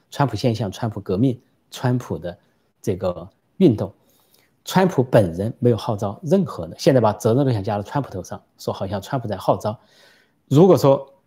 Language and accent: Chinese; China; 我们中国人，现在的中国人